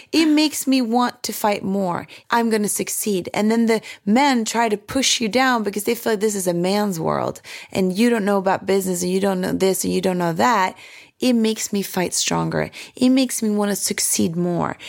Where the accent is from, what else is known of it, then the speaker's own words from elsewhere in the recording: Sweden; now in United States; My childhood growing up in Sweden